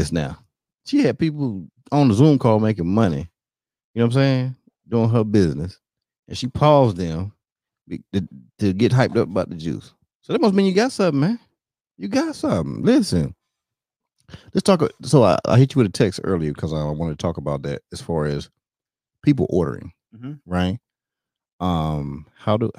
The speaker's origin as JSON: {"language": "English", "region": "North Carolina", "country": "United States", "said": "I'm from North Carolina"}